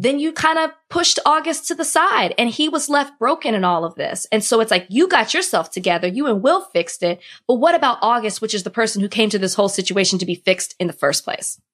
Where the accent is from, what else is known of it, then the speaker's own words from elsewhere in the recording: Texas, United States; moved away as an adult; now in Florida, United States; I'm a Texan through and through.